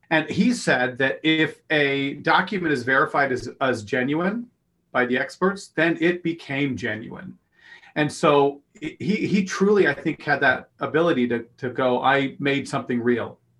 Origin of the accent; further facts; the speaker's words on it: Pleasant Grove, Utah, United States; I was raised in Pleasant Grove